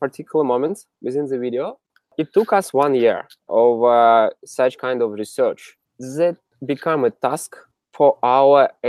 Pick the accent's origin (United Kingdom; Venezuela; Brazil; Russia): Russia; Siberia; also born or lived in Moscow, Russia; now in San Francisco, United States; I'm originally from Siberia, very middle of Russia. And then I moved to Moscow.